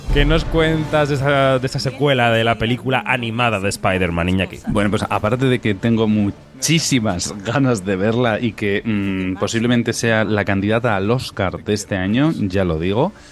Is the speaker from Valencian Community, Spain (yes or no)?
no; Tafalla, Navarre, Spain; moved away; sigo en mi tierra porque de Tafalla, como yo